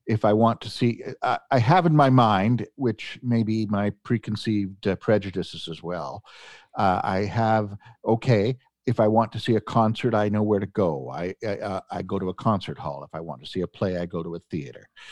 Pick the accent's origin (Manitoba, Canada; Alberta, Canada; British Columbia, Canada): Alberta, Canada; Edmonton; I was raised here in Edmonton